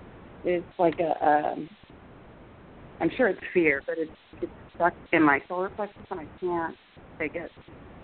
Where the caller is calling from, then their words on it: Los Angeles, California, United States; I'm calling from Los Angeles.